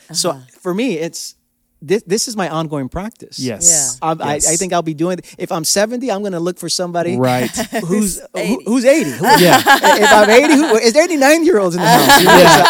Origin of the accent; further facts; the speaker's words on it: New York, United States; And as a New Yorker, I understand.